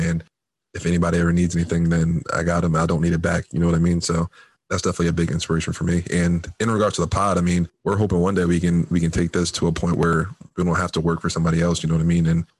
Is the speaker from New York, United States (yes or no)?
no; New Jersey, United States; moved away as an adult; now in Massachusetts, United States; I'm originally from Jersey, ever since moving up to Massachusetts